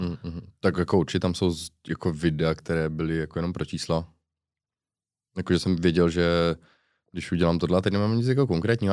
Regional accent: Uherské Hradiště, Zlín Region, Czechia; accent: Slovácko; also born or lived in Mariánské Lázně / Cheb; od Uherského hradiště nejsem, jsem z Uherského hradiště

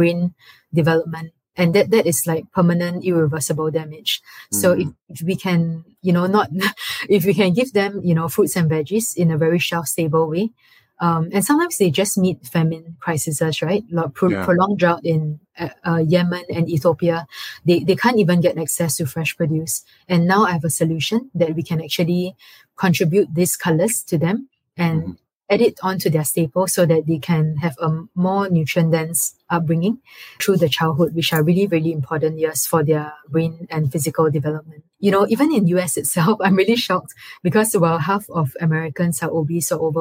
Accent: Singapore; moved away as an adult; most of my formative years growing up in Singapore and being raised there is a very, very safe, protective bubble.

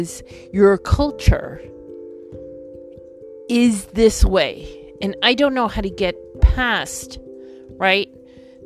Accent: New York, United States; I come from a Caribbean Latin country. My parents do. I was born in New York.

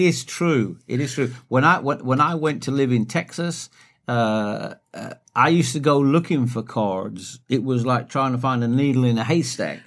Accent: United Kingdom; as a Brit

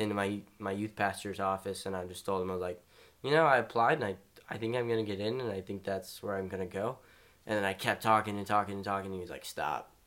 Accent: Shreveport, Louisiana, United States; I'm from Shreveport, Louisiana

